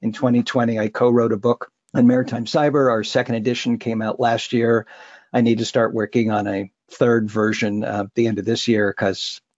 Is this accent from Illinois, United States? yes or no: no; Los Alamitos, California, United States; moved away; also born or lived in Westchester, Los Angeles, California / Humboldt State, Northern California; I grew up in Southern California, L.A. My parents actually were living in Westchester, California, which will mean nothing to most anybody